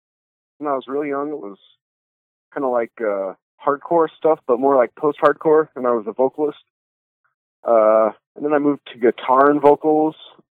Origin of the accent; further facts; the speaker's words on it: Spanish Fork, Utah, United States; also born or lived in Salt Lake City, Utah; I was born and raised in, like, more middle Utah, small town Utah, like Spanish Fork, Utah.